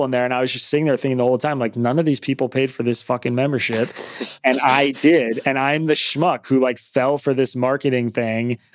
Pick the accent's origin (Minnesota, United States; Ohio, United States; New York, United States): New York, United States; moved away as an adult; now in Philadelphia, United States; I'm from New York. I'm new to Philly